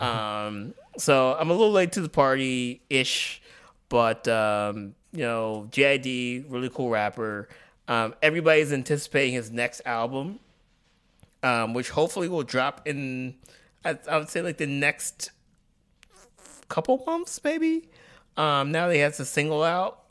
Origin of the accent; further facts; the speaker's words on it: Tuskegee, Alabama, United States; moved away; my hometown, uh, in Alabama, Tuskegee, Alabama